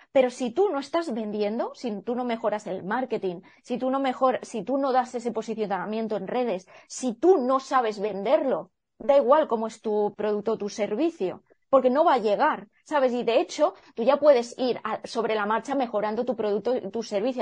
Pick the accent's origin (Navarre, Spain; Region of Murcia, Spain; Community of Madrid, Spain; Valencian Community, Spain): Valencian Community, Spain; El Campello; moved away as an adult; also born or lived in Edinburgh; podría haberme quedado en mi pueblo, que yo soy de Campello Alicante